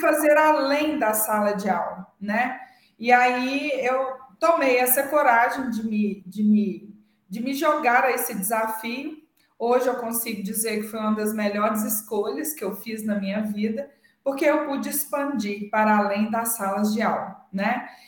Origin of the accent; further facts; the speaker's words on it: Minas Gerais, Brazil; somos da mesma cidade, hum, é, temos registros culturais parecidos, somos mineiros